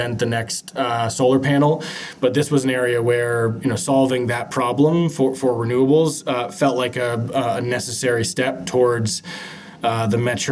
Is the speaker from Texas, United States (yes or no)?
no; Seattle, Washington, United States; grew up in Seattle.